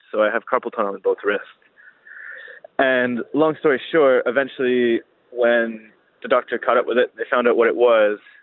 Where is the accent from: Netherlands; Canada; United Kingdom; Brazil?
Canada; Welland, Ontario; also born or lived in St. Catharines; Welland, Ontario is my hometown